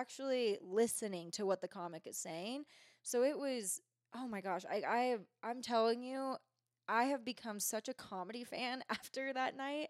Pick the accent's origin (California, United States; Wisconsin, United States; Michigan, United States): California, United States; Bay Area; now in Truckee, United States; I am from the Bay Area.